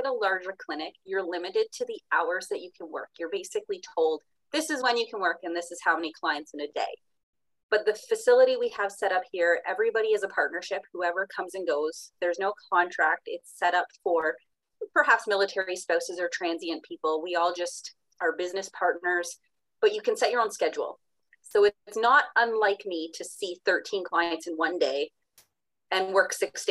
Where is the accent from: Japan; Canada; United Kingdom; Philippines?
Canada; Napanee, Ontario; also born or lived in Parry Sound; now in Petawawa, Canada; I grew up in Napanee